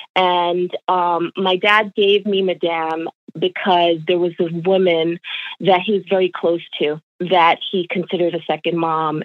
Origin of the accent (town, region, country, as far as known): New York, United States; born or raised there; also born or lived in Jamaica